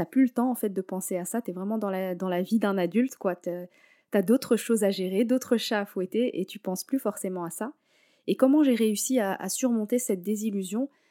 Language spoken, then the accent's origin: French; Morocco; Je suis marocaine.